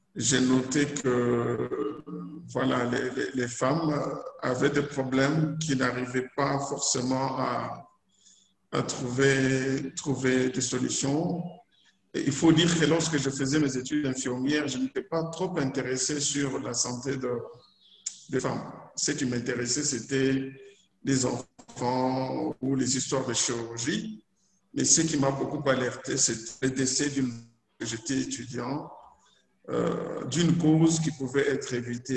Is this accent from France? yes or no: no; DR Congo; also born or lived in Lubumbashi